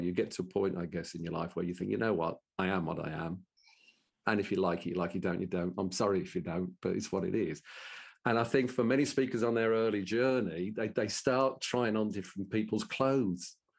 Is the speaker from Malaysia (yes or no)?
no; Birmingham, West Midlands, United Kingdom; accent: Brummie; in my best Brummie accent